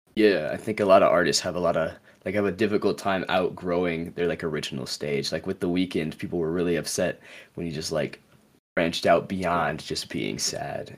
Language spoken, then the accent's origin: English; United States; I'm from the States